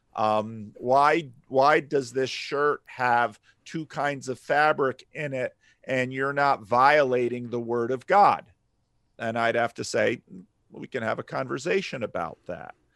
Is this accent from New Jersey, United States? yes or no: yes; New Jersey, United States; growing up in North Jersey